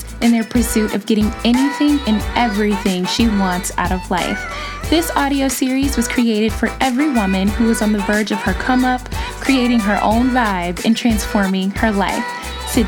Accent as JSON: {"language": "English", "town": "Chicago", "region": "Illinois", "country": "United States", "said": "I'm from Chicago"}